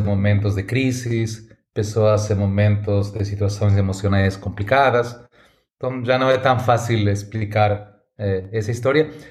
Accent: Argentina; Portuguese is a second language; moved away as an adult; now in São Paulo, Brazil; Nasci na Argentina, hum, meu sotaque já fala mais alto do que eu

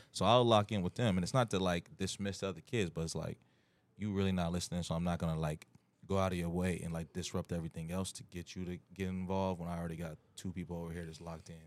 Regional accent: Wooster, Ohio, United States; born or raised there; moved away; also born or lived in Lima, Ohio / Akron, Ohio

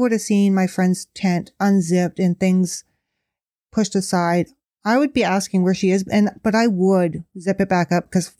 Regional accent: Canada; I'm so Canadian.

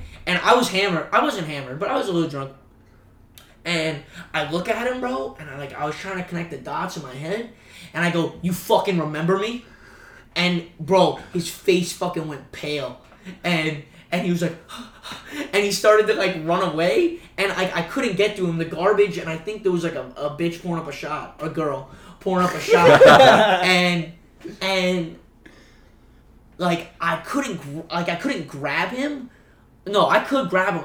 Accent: Broward County, South Florida, United States; moved away as an adult; now in Jacksonville, United States; I grew up back home in South Florida

